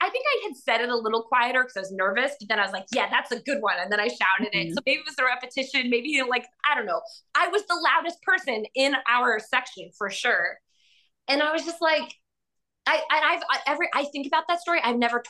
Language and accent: English; Florida, United States; I'm from Florida and I still think they suck.